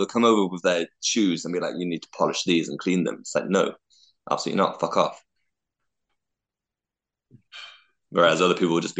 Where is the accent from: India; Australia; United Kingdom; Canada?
United Kingdom; I'm British and I'm white